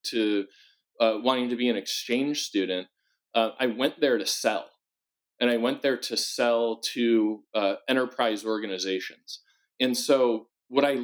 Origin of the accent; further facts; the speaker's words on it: Midwest, United States; growing up in the Midwest, near the auto industry and a lot of manufacturing